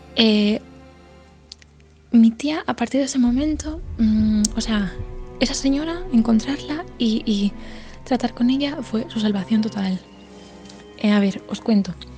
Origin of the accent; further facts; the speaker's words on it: Galicia, Spain; somos de Galicia